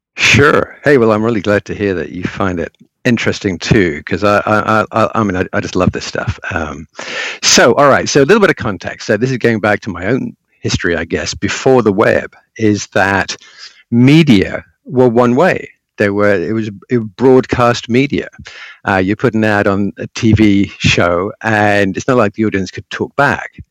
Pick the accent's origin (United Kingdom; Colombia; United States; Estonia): United Kingdom; England; I was living in England. I'm English by birth